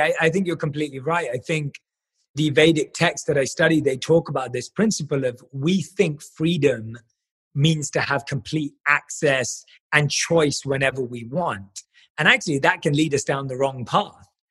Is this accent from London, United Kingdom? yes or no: yes; London, United Kingdom; I was born and raised in London